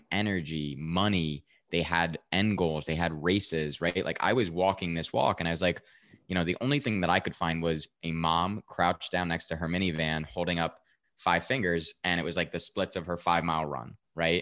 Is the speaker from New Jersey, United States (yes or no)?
yes; Westfield, New Jersey, United States; born or raised there